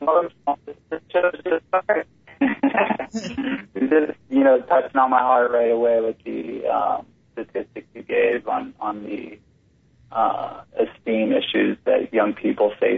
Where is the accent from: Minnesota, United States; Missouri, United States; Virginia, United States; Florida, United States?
Florida, United States; St. Petersburg; I'm born and raised in St. Petersburg, Florida.